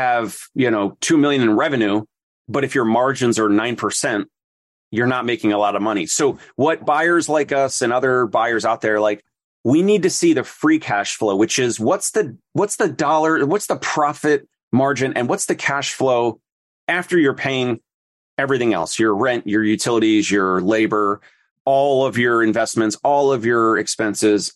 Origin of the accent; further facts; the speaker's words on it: New Jersey, United States; also born or lived in Philadelphia; I'm from South Jersey and right over the bridge from Philly